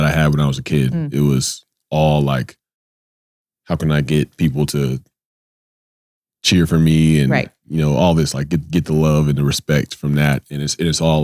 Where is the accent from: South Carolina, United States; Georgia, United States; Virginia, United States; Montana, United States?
Georgia, United States; growing up in Georgia and being in the South